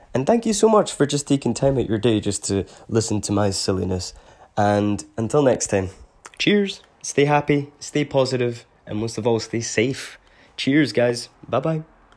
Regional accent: Scotland, United Kingdom; I was born in Scotland

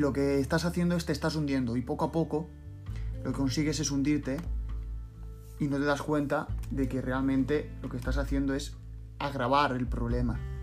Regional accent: Cuenca, Castilla-La Mancha, Spain; also born or lived in Andalusia; now in Valencia, Spain; soy de origen andaluz, pero me he criado en Cuenca, pero ahora vivo en Valencia

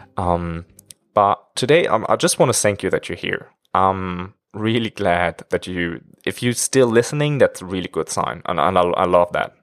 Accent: Germany; moved away as an adult; now in China; I'm actually from Germany. And now I'm living in China for almost five years already

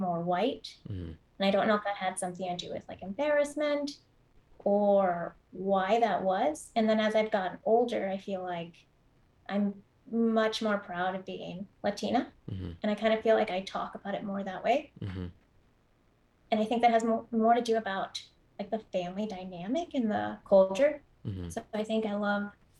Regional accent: Austin, Texas, United States; being raised here, most of my family still lives here

